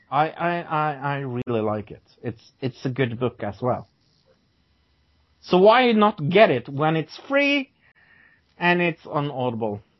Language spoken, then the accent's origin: English; Norway; English is a second language; I'm from Norway